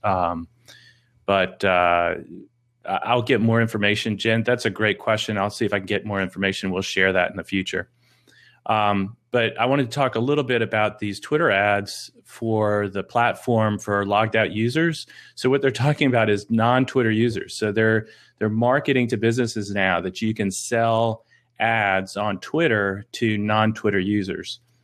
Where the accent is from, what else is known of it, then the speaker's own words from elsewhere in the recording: Boston, Massachusetts, United States; moved away; also born or lived in North Carolina; I grew up in Boston, Massachusetts